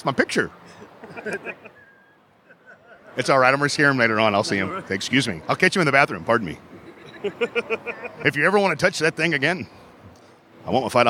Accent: San Antonio, Texas, United States; it's so great to be back here in my hometown, San Antonio, Texas

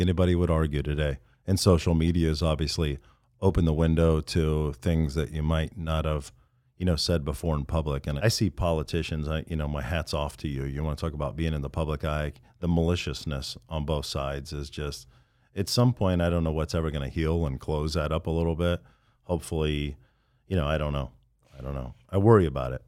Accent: Midwest, United States; moved away; I'm from the Midwest in rural America, and I couldn't wait to get out of there

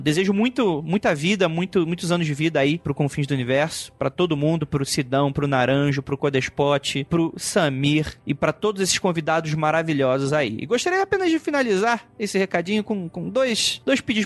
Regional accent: Rio de Janeiro, Brazil; now in São Paulo, Brazil; Sou do Rio

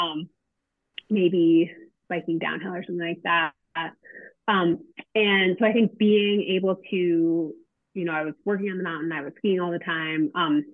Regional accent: Cambridge, Massachusetts, United States; moved away as an adult; also born or lived in Maine; now in Durango, United States; I grew up in Cambridge, Massachusetts, in a family that got outside quite a bit.

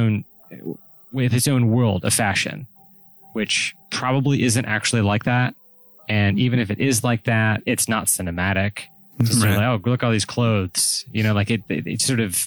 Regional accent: United States

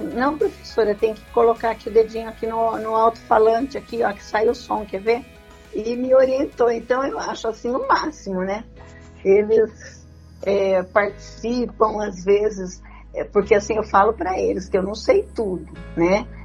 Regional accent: Lençóis Paulista, São Paulo, Brazil; Eu sou de Lençóis Paulista.

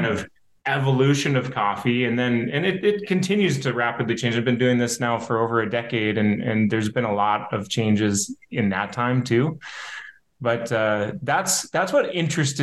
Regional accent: Hazen, North Dakota, United States; now in Bismarck, United States; I grew up in Hazen, North Dakota

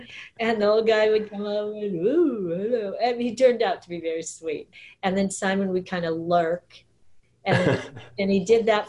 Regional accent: Southern California, United States; But I grew up in Southern California.

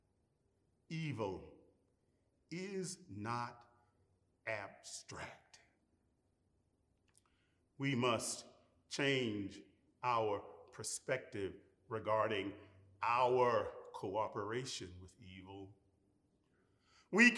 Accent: Jackson, Mississippi, United States; my hometown of Jackson, Mississippi

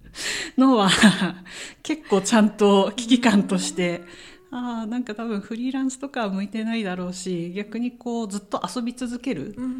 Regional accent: Tohoku, Japan; 東北の出身なので

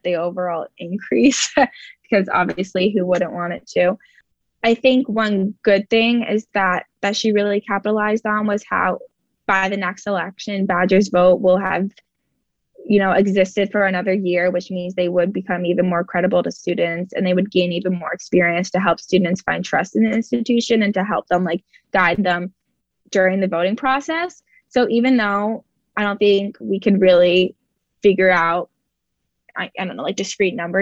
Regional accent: New Jersey, United States; moved away as an adult; now in Wisconsin, United States; I'm from New Jersey

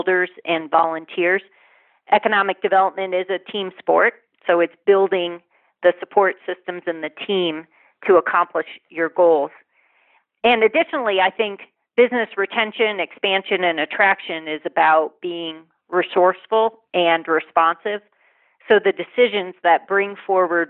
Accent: Corning, New York, United States; now in Western Maryland, United States; my hometown of Corning, New York

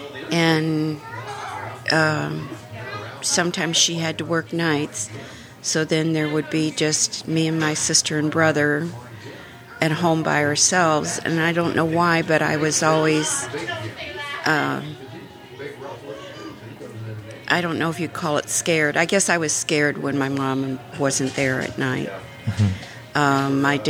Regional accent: Creve Coeur, Missouri, United States; also born or lived in St. Louis, Missouri; When I was born, we lived in St. Louis, right off of Vest Avenue, which is near Northside now. When I was five, we moved out to Creve Coeur on like a truck farm

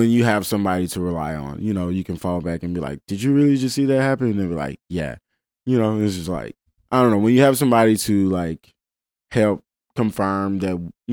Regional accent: Memphis, Tennessee, United States; And it's like, they just can't resist to ask, so where are you guys from? And we're just like, Memphis.

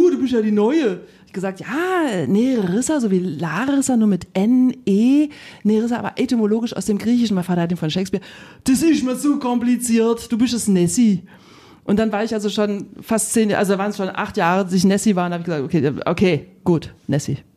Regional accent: Rhineland, Germany; ich komme aus dem Rheinland.

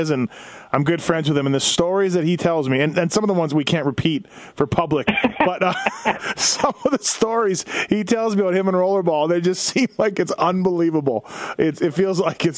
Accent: Winnipeg, Manitoba, Canada; I'm from Winnipeg.

